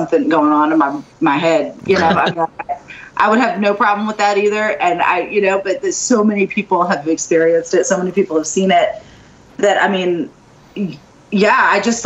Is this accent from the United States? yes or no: yes; New Orleans, Louisiana, United States; also born or lived in Thibodaux, Louisiana; I was born and raised in New Orleans, and then I went to college about an hour south in Thibodaux